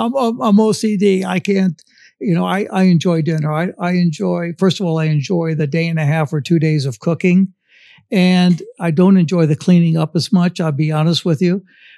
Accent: Midwest, United States; she's from the Midwest, I'm from the Midwest.

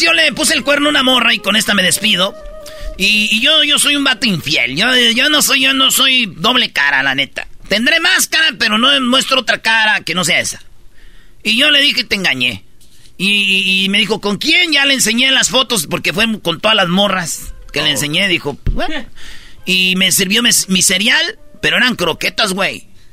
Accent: Mexico; la mayoría somos mexicanos

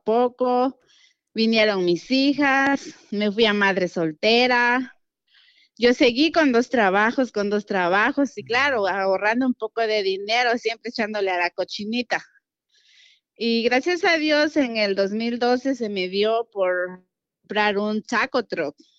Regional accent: Guerrero, Mexico; moved away as an adult; now in Houston, United States; soy de Guerrero, Atlapa Guerrero

